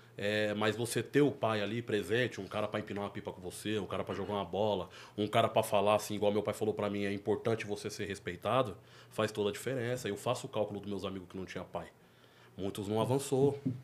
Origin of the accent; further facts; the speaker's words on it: near Capão Redondo, São Paulo, Brazil; Por mais que da minha quebrada até lá é 10 minutos